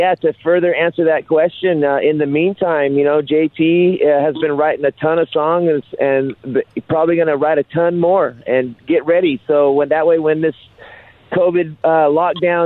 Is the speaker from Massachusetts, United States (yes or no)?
no; Sacramento, California, United States; my history as a kid growing up in South Sacramento